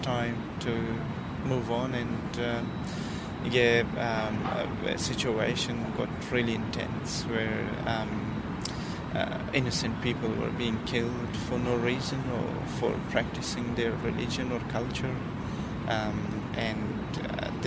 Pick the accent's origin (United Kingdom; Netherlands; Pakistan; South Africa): Pakistan; Parachinar, Khyber Pakhtunkhwa; now in Brisbane, Australia; I grew up in the northwest of Pakistan called Parachinar